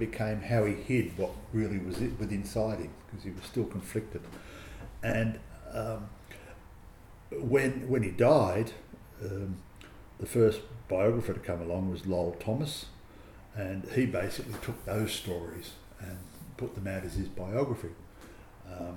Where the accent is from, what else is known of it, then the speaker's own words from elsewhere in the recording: Australia; as an Australian